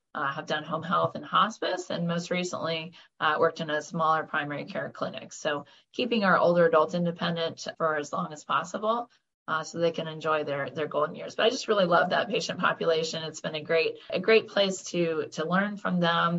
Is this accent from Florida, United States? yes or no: yes; Orlando, Florida, United States; moved away; I'm from Orlando, Florida, actually. I grew up uh, in the land of Mickey Mouse and Disney World.